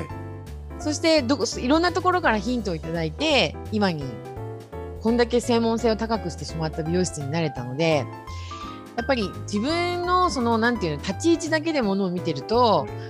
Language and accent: Japanese; Yokohama, Kanagawa, Japan; also born or lived in Fujisawa, Kanagawa; 私はですね、横浜出身で、今現在神奈川県藤沢湘南の地域で